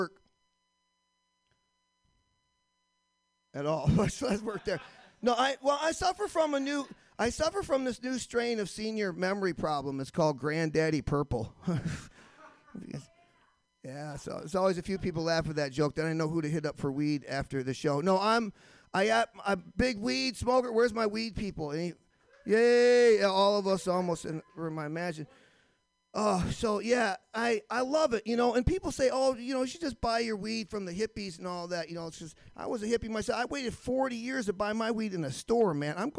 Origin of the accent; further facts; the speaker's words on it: Michigan, United States; now in Boston, United States; I live in Boston now, but I'm originally from Michigan